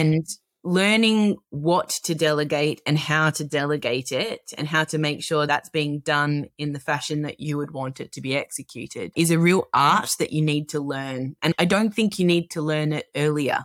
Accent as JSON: {"language": "English", "town": "Melbourne", "region": "Victoria", "country": "Australia", "tie": "born or raised there", "said": "I'm an Australian. I was born and grew up in Melbourne"}